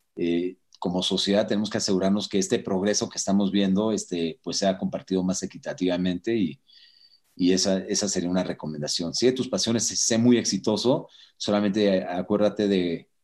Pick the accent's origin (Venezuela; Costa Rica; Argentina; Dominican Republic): Venezuela; also born or lived in Mountain View, California; now in Mexico; yo eh, crecí en Venezuela. O sea, cuando yo estaba en Venezuela de niño